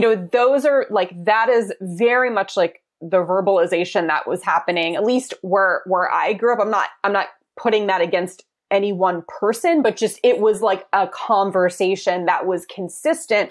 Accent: East Coast, United States; moved away as an adult; I'm from the East Coast

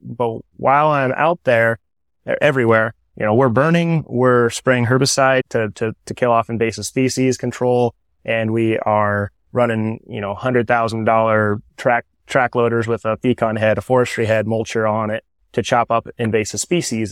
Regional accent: Toledo, Iowa, United States; also born or lived in Pella, Iowa; Originally from this area, South Tama was my school district, the southern half of Tama County. I grew up in Toledo

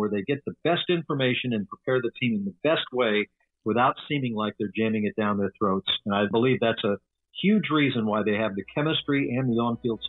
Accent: Atlanta, Georgia, United States; moved away as an adult; also born or lived in Milwaukee; I grew up in Atlanta

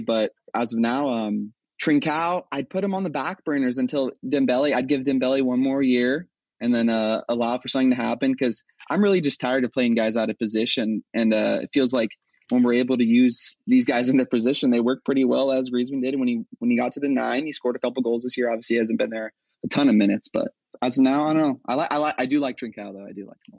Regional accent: Huntington Beach, California, United States; I'm from Huntington Beach, California

